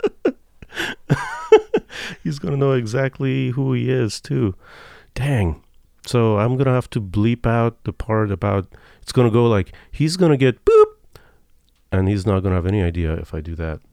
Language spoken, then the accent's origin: English; Iran; moved away; I'm from Iran